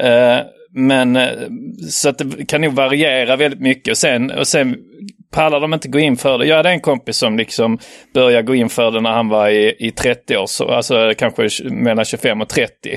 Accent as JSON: {"language": "Swedish", "country": "Norway", "said": "jag är norsk"}